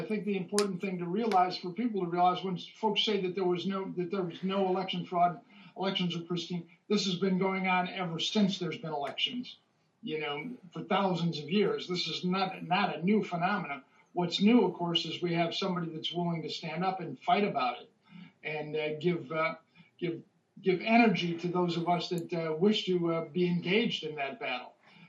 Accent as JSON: {"language": "English", "town": "Chicago", "region": "Illinois", "country": "United States", "tie": "born or raised there", "said": "I was, in fact, a Cook County state's attorney at one point. That's exactly right. So I've been involved in that. And I grew up here, and so I've been involved in it forever."}